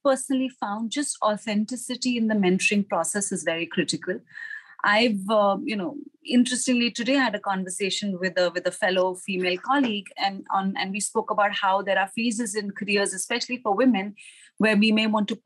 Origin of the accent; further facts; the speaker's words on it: India; moved away as an adult; also born or lived in Singapore; now in Hong Kong; I joined Citi as a management associate in my home country, which was India.